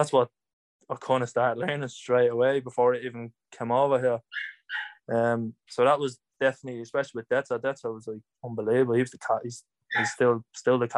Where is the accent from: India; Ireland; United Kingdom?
Ireland; Dublin, Leinster; moved away; I'm from Cabra